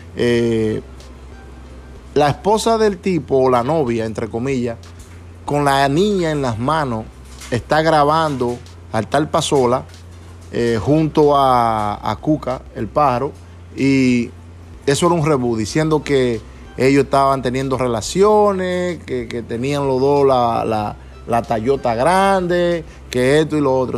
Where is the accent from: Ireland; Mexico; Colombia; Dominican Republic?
Dominican Republic; Montellano, Puerto Plata; also born or lived in New York, United States; now in Pennsylvania, United States; mi pueblo, Montellano, Puerto Plata, allá en República Dominicana